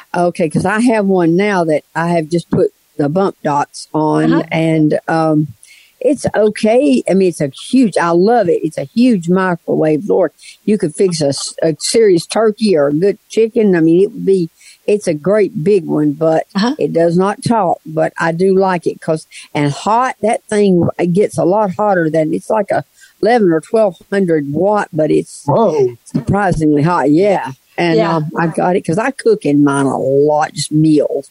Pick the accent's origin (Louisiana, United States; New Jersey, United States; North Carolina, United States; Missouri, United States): North Carolina, United States; I'm from North Carolina